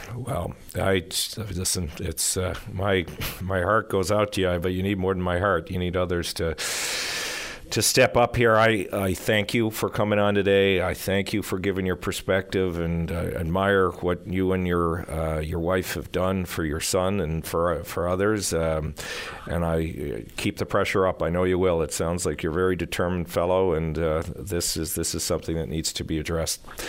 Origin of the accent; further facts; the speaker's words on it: St. John's, Newfoundland and Labrador, Canada; I grew up here in St. John's